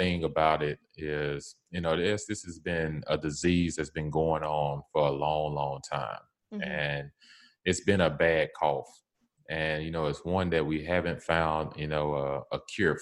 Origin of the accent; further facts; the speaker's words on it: the South, United States; I'm from the South